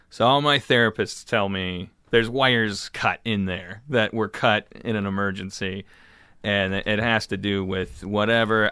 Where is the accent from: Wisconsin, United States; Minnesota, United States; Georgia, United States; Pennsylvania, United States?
Wisconsin, United States; Milwaukee; moved away as an adult; now in Los Angeles, United States; I grew up in Milwaukee, and then I came here about fifteen years ago.